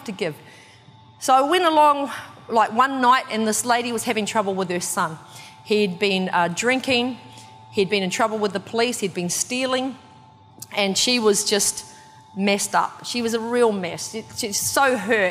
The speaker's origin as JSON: {"language": "English", "country": "New Zealand", "tie": "born or raised there", "said": "I'm from New Zealand, so I've came, like, grew up with gangs. Like, there's lots of gangs in the town that I'm from"}